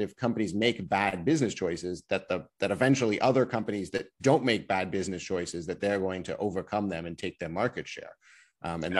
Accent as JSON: {"language": "English", "town": "Ottawa", "region": "Ontario", "country": "Canada", "moved": "yes", "lives_now": "Toronto, Canada", "said": "I'm originally from Ottawa"}